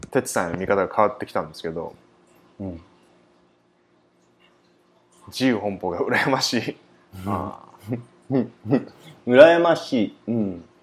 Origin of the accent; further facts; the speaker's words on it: Okinawa, Japan; moved away; 僕は、日本だったら沖縄です。沖縄僕沖縄です。